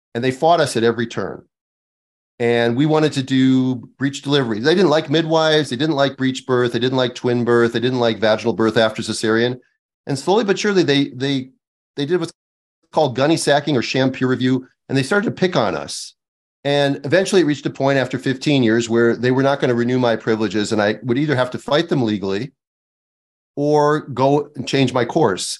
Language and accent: English; Midwest, United States; moved away; I'm from the Midwest